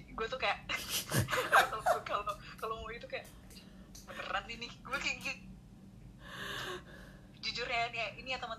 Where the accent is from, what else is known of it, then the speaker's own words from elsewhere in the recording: North Sumatra, Indonesia; tapi kan padahal kita nih orang